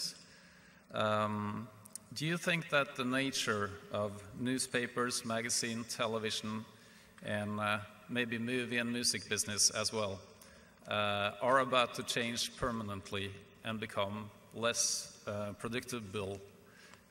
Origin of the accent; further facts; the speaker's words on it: Norway; I'm a retailer from Norway.